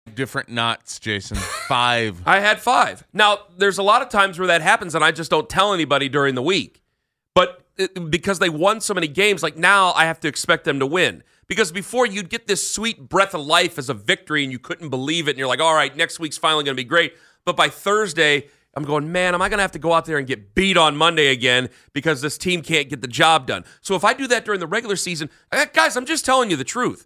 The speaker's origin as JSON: {"language": "English", "town": "Canton", "region": "Ohio", "country": "United States", "said": "I'm from Canton"}